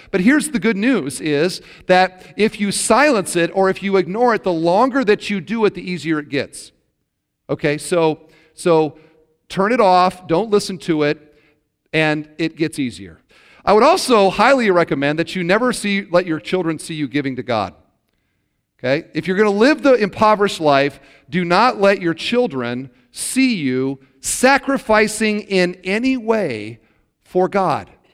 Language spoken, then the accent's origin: English; Iowa, United States; now in Indiana, United States; I grew up in Iowa